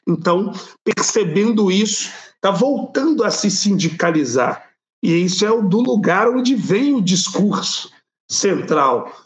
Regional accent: Belo Horizonte, Minas Gerais, Brazil; eu sou aqui de Minas Gerais, de Belo Horizonte

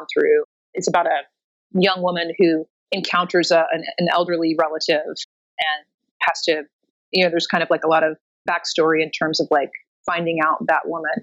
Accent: Oklahoma City, Oklahoma, United States; now in New York City, United States; I'm originally from Oklahoma City, but I've lived in New York for 20 years now.

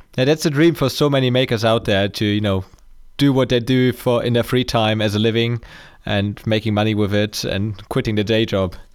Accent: Germany; I'm from Germany

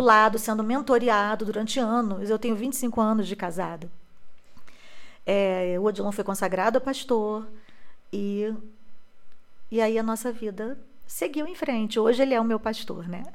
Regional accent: Rio de Janeiro, Brazil; also born or lived in Fortaleza; Nós mudamos para o Rio de Janeiro, onde eu fui criada

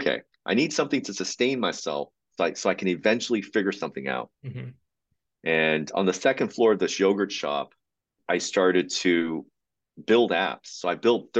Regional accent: Uijeongbu, Gyeonggi Province, South Korea; moved away; I grew up in South Korea and in a very, very modest area of town called Wijeonbu, which was directly across from a military base

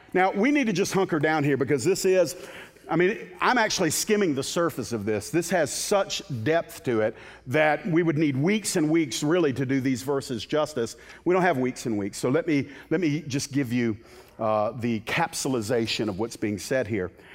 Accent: the Bible Belt, United States; I was raised in the Bible Belt

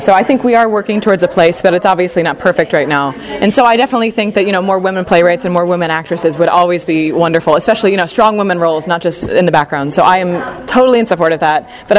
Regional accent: Indianapolis, Indiana, United States; now in Irvine, United States; I'm from Indianapolis, Indiana.

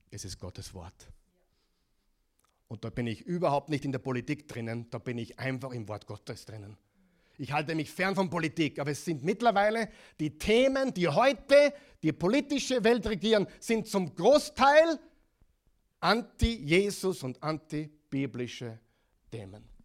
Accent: Oklahoma, United States; In, in meiner Heimatstadt, in Oklahoma, 600 Gemeinden und die, die Stadt ist 500.000. Die ist dreimal so groß wie, wie, wie, wie Linz.

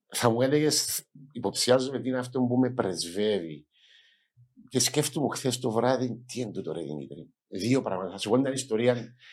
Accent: Nicosia, Nicosia District, Cyprus; moved away as an adult; also born or lived in United States / England / Netherlands; μεγάλωσα στην Ακρόπολη

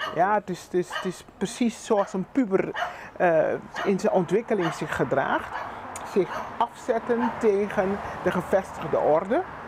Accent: Curaçao; we zijn gewoon meertalig. Dat is onze realiteit. Papiamento, Nederlands en Engels

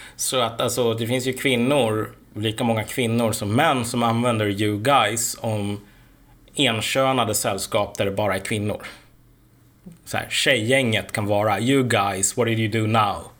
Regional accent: Sweden; also born or lived in Uppsala; vi svenskar

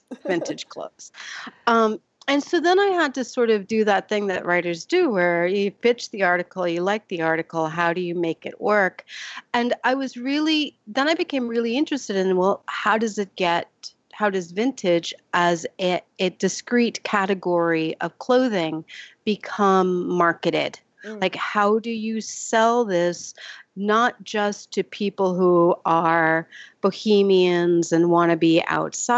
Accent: Vermont, United States; when I was growing up in Vermont

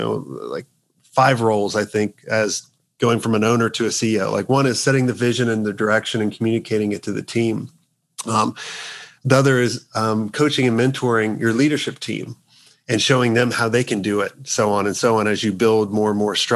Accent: United States; I'm the only token American right now.

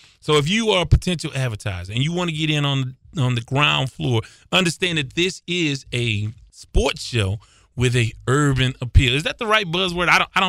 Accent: Houston, Texas, United States; I was born in Houston.

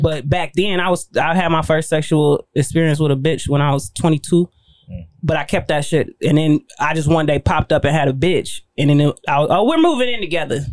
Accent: Pontiac, Michigan, United States; I'm from Pontiac

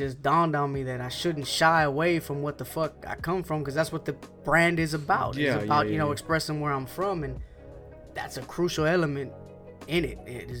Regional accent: the South, United States; First of all, we're from the South, the country. You know what I mean? And then aside from us being country, it's a lot of Mexicans, it's a lot of Latinos, there's a lot of Mexicans here.

